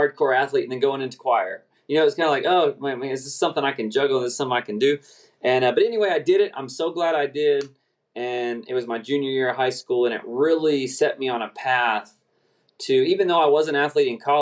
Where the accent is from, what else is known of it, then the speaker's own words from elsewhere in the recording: Oklahoma City, Oklahoma, United States; grew up in Oklahoma City Metroplex